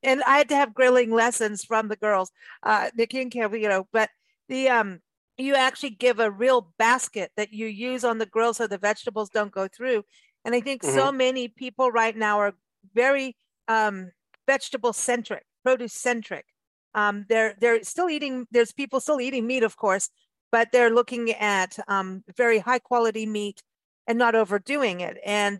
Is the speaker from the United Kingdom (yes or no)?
no; Kenya; that reminded me of being growing up in Kenya.